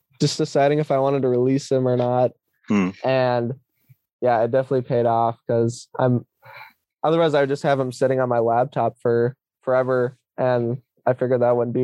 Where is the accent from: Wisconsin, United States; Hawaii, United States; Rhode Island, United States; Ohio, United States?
Wisconsin, United States; Eau Claire; my hometown is Eau Claire, Wisconsin